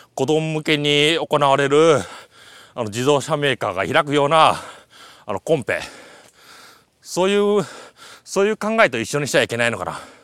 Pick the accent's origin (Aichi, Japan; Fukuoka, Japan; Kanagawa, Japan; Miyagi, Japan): Aichi, Japan; area visible from Mount Kichijō; 田んぼとか見える私の地元も見えるいいところ